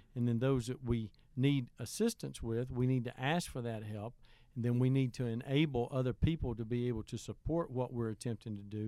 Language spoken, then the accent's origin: English; Heflin, Alabama, United States; also born or lived in Wedowee, Alabama; growing up in Heflin